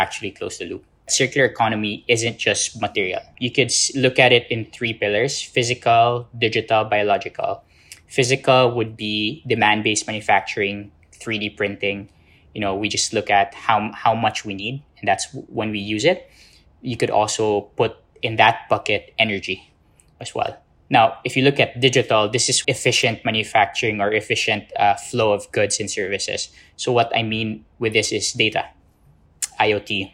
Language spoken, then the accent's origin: English; Philippines; I come from the Philippines, born and raised in the Philippines